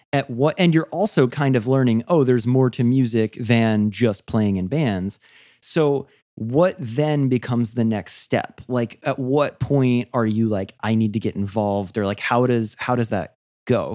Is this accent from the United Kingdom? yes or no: no; United States; growing up in the States